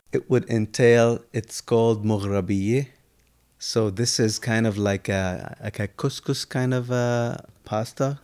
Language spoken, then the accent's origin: English; Lebanon; born or raised there; now in United States